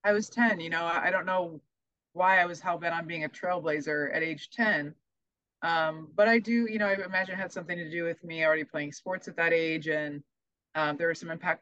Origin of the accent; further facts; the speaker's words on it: Omaha, Nebraska, United States; I'm from Omaha